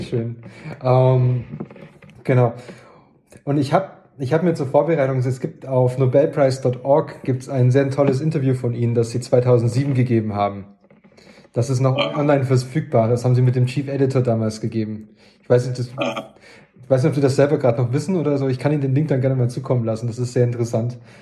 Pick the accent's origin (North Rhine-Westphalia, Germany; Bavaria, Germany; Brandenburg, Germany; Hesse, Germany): Bavaria, Germany; Lauingen; ich komme aus, aus Lauingen an der Donau in Dillingen